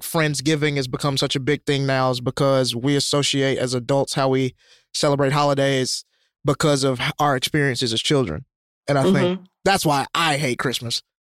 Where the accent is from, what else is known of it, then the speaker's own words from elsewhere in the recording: Alabama, United States; how have you never seen Die Hard as a white, red-blooded American in this country? I'm from Alabama.